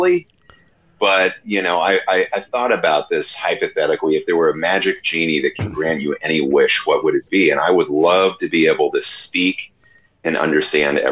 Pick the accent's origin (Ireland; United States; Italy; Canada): United States; Bay Area, California; I grew up in the Bay Area in the cradle of thrash metal